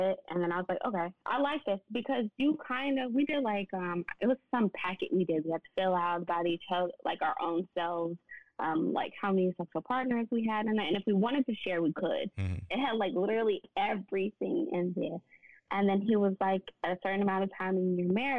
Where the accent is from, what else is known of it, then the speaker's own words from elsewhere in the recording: Nashville, Tennessee, United States; now in Dallas, United States; because I'm from Nashville. So I moved to Dallas with no family.